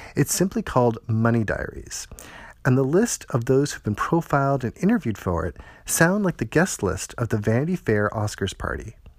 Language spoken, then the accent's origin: English; Toronto, Ontario, Canada; my hometown of Toronto